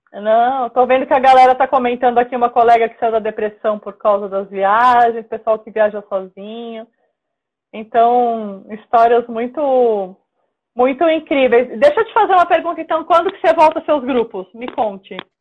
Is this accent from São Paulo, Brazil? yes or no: yes; Praia Grande, São Paulo, Brazil; now in São Paulo, Brazil; eu moro em São Paulo, mas eu sou do litoral de São Paulo. Eu nasci na Praia ah, Grande.